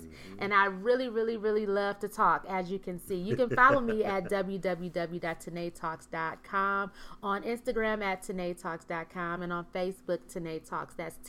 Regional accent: Flint, Michigan, United States; now in Dallas, United States; I am originally from Flint, Michigan, a.k.a. Fly City, okay. Currently residing in the Big D, Dallas.

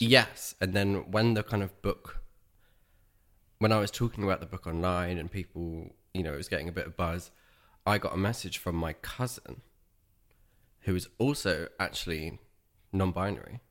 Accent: Dorchester, South West England, United Kingdom; I grew up in Dorset, in the county town of Dorchester, which is southwest of the U K.

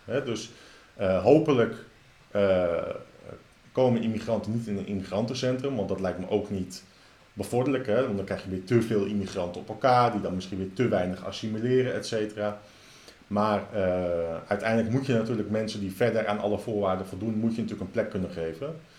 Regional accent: Netherlands; als Nederlanders

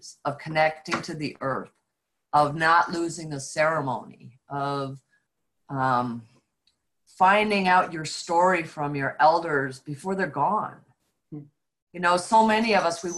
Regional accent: upstate New York, United States; we were fortunate to live on a 40-acre farm in upstate New York

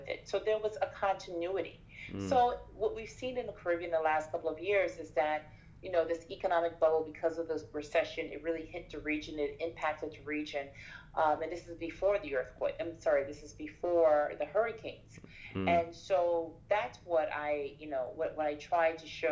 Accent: Turks & Caicos Islands; moved away; also born or lived in Haiti; I'm originally from Turks and Caicos. I'm Haitian, but I was born and partly raised in the Turks and Caicos, which is a British overseas territory.

